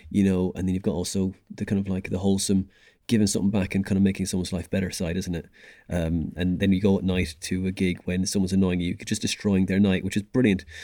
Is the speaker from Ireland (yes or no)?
yes; Dublin, Leinster, Ireland; moved away as an adult; We came over from from Dublin for jobs and stuff. Went in 2008.